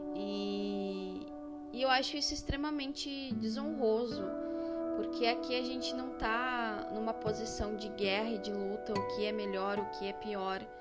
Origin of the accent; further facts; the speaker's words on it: Rio Grande do Sul, Brazil; No Rio Grande do Sul a gente trabalha muito com a nação